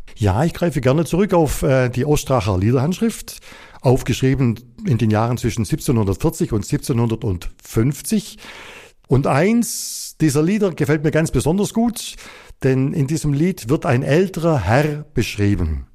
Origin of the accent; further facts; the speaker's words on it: Upper Swabia, Baden-Württemberg, Germany; die Geschichte meiner Heimat, die Geschichte Oberschwabens